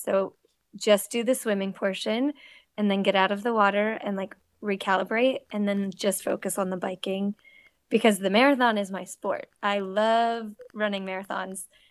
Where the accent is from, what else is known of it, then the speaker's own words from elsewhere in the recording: Cape Cod, Massachusetts, United States; also born or lived in Connecticut; now in North Carolina, United States; I grew up swimming in Cape Cod and teaching swim lessons